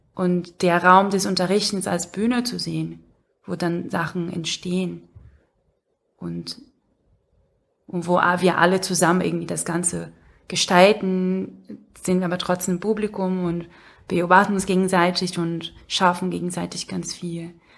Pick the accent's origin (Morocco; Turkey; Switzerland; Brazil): Brazil; moved away